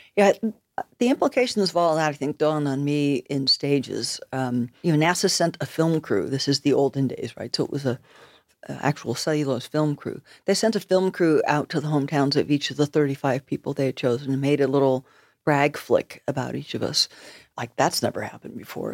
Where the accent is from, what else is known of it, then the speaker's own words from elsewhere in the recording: United States; moved away as an adult; also born or lived in Nova Scotia, Canada; I'm an American, but I'm living in Nova Scotia